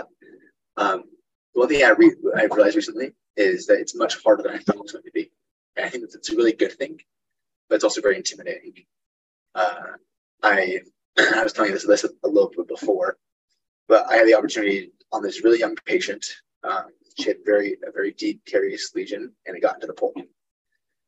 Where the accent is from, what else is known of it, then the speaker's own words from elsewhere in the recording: Utah, United States; moved away as an adult; now in Nebraska, United States; I'm moved from Utah, where I grew up, to Nebraska